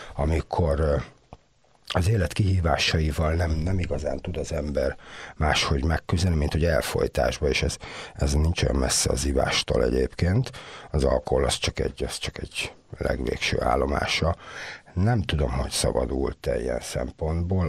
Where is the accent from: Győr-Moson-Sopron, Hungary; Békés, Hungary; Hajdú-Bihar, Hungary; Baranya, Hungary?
Baranya, Hungary; Komló; born or raised there; moved away as an adult; also born or lived in Budapest